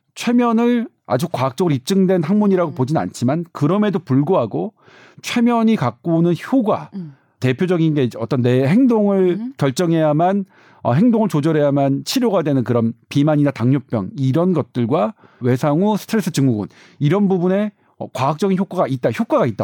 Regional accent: Seoul, South Korea; 제가 강북에서 주로 태어나서 강북에서는 뭐 누구 하나 남부럽지 않게 막으스대며 살았는데

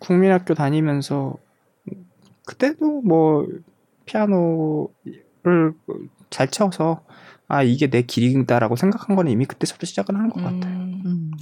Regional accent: South Korea; now in Germany; 제가 94년도에 한국을 떠났는데

